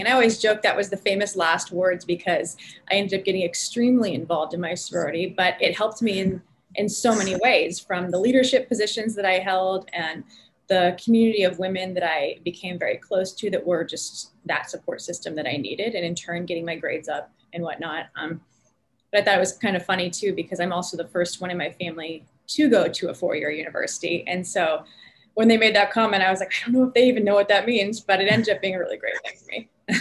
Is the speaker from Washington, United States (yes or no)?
no; Northern California, United States; also born or lived in San Francisco Bay Area; now in Southern California, United States; I grew up in Northern California. So I'm California born and bred